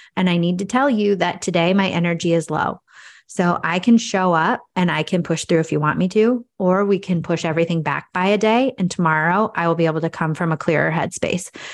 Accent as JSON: {"language": "English", "town": "Cascade", "country": "United States", "said": "I'm from Cascade, which is a population of about 2,500"}